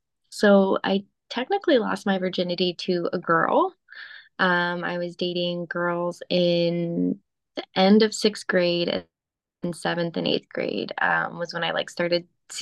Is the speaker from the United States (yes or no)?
yes; Phoenix, Arizona, United States; Phoenix, Arizona.